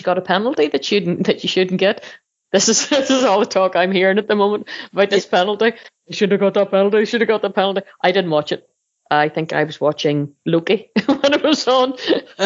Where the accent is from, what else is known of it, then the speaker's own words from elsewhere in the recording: Northern Ireland, United Kingdom; we're Irish, or we're Northern Irish